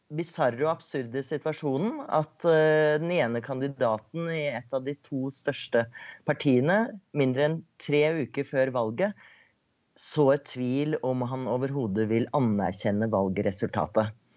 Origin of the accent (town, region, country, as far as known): Norway; now in United States